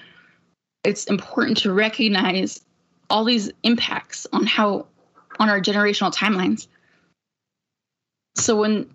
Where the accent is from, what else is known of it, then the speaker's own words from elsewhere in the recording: United States; I come from the Duck Valley Shoshone Paiute Reservation